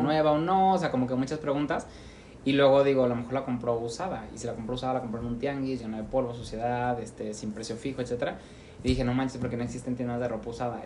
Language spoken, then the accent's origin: Spanish; Mexico; Regreso yo como mexicano